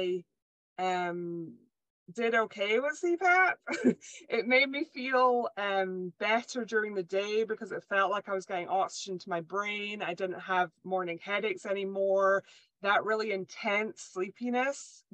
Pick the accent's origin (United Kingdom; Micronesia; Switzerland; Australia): United Kingdom; Scotland; moved away; I was born and raised in Scotland